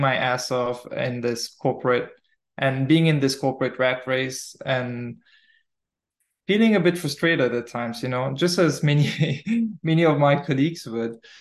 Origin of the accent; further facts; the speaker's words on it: Mauritius; moved away as an adult; also born or lived in Malta / Netherlands; Originally, I'm from Mauritius Island, born and raised there.